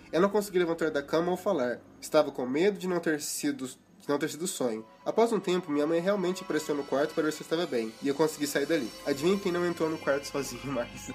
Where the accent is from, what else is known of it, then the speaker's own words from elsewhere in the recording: Minas Gerais, Brazil; eu também sou de Minas